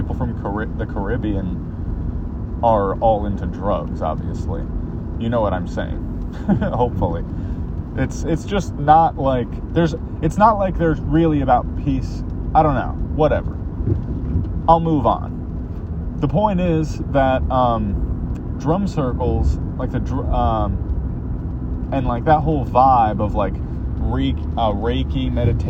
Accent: United States; also born or lived in California; now in New Jersey, United States; growing up in America, we didn't have

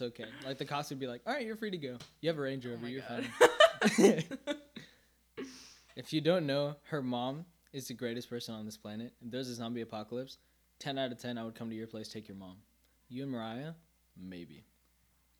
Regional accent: Northern Virginia, United States; also born or lived in Minnesota / Fairfax, Virginia; we moved to Virginia and we were in Fairfax. And then in third grade, I moved here.

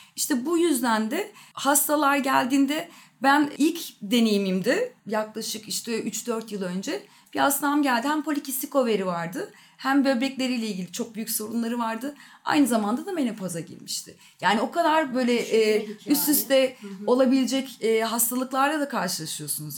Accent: Ankara, Turkey; 1981 yılında Ankara'da doğdum

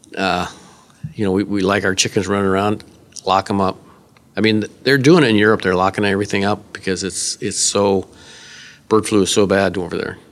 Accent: Northwest Iowa, United States; I'm from Northwest Iowa, in the state of Iowa

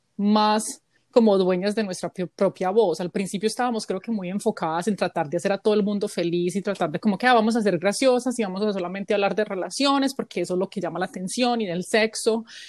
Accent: Colombia; now in United States; somos colombianas en el extranjero

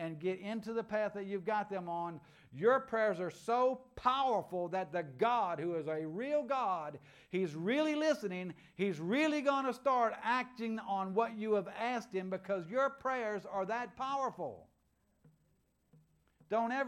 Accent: United States; I'm an American

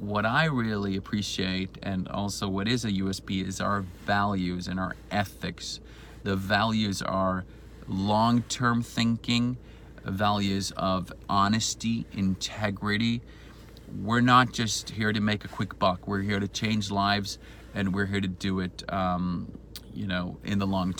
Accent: Sweden; also born or lived in Spain; I'm originally from Sweden.

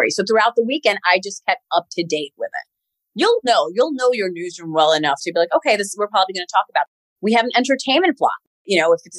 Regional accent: Queens, New York, United States; I'm from Queens, New York.

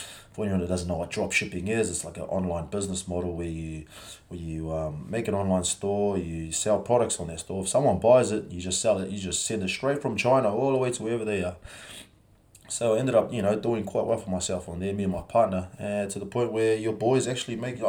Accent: New Zealand; also born or lived in Samoa; I come from New Zealand. I was born in Samoa. We moved over to New Zealand in 1993.

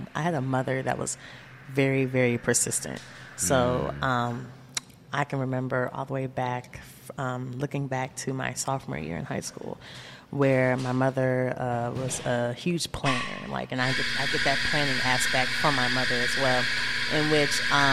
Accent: South Bend, Indiana, United States; also born or lived in Terre Haute, Indiana; I grew up right here in South Bend, Indiana. I was born in Indianapolis, Indiana, but moved here when I was just an infant.

